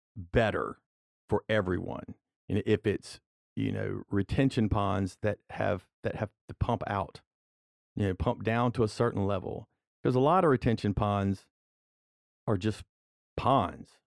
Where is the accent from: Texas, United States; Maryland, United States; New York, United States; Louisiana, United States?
Louisiana, United States; Walker; I'm from Walker, I represent District Seven, which is the Walker area